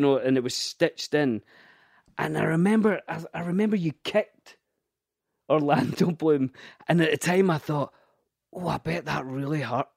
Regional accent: Scotland, United Kingdom; I grew up in a council estate in Scotland.

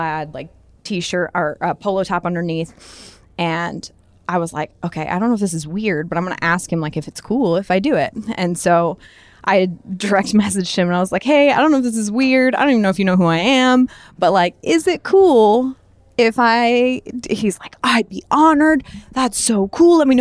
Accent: northern Indiana, United States; I am from, like, a really small town in northern Indiana, like about an hour and a half outside of Chicago

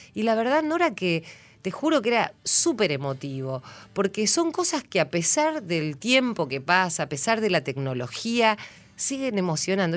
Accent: San Antonio de Areco, Buenos Aires Province, Argentina; yo soy de San Antonio de Areco

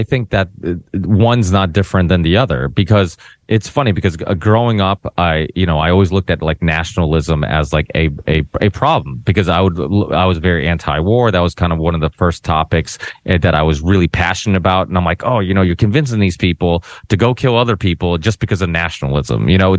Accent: Portugal; born there; I'm proud of being Portuguese. I was born in Portugal, you know, whatnot.

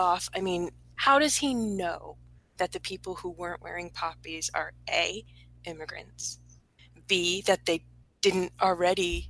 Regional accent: United States; I'm an American

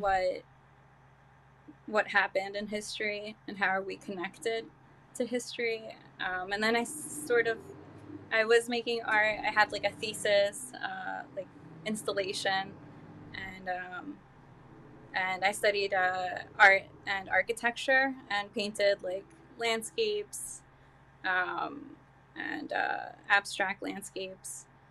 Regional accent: Hartsdale, New York, United States; also born or lived in Mexico / Brooklyn, New York; now in New Rochelle, United States; I'm, uh, Mexican. I came here when I was two. Um, and, uh, yeah, I grew up in Hartsdale, New York

